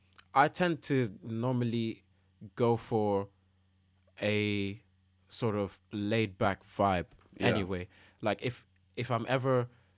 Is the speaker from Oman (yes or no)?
yes; Oman; now in United Kingdom; Because, you know, like where I grew up in Oman, like it's a very quiet country.